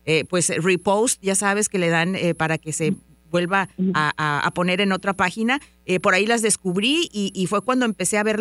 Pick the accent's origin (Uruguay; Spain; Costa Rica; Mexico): Mexico; now in Dallas, United States; Muchas veces cuando venimos de México, que no hablamos el idioma, nos sentimos como un poquito intimidados a ir a la escuela, a hablar con los maestros.